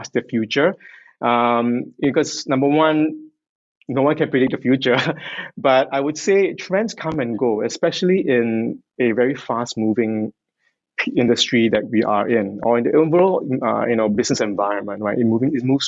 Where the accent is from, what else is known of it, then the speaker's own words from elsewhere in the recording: Singapore; I'm Singaporean